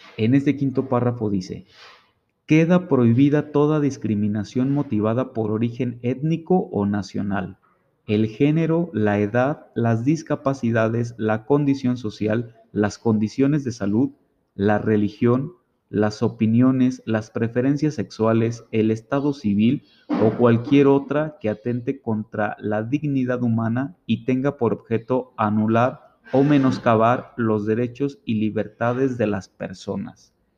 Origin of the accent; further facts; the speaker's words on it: Mexico; como mexicanos